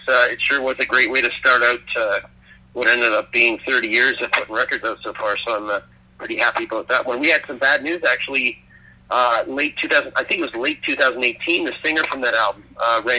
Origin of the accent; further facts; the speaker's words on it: Canada; moved away as an adult; also born or lived in my home country, Canada; now in United Kingdom; I'm a Canadian